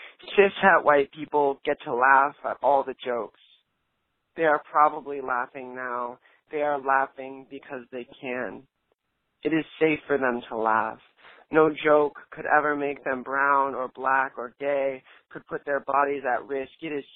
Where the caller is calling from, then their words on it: New Orleans, Louisiana, United States; I'm calling from New Orleans, Louisiana.